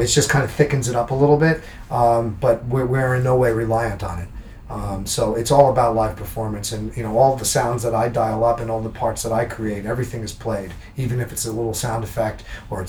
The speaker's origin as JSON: {"language": "English", "region": "New Jersey", "country": "United States", "tie": "born or raised there", "said": "I grew up in New Jersey, and when I was a kid, I used to go to concerts at Madison Square Garden"}